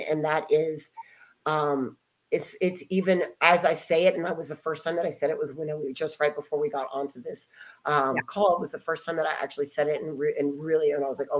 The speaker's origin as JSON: {"language": "English", "region": "Ohio", "country": "United States", "tie": "born or raised there", "also_born_or_lived": "Dallas, Texas", "moved": "yes", "said": "I'm there in Ohio, which is my hometown"}